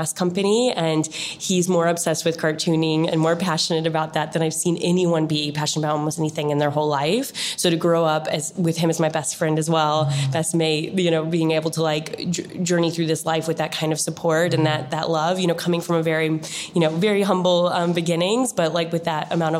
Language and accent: English; Illinois, United States; I grew up in a very, very small country town, almost no one's heard of, in the middle of Illinois. Midwest at heart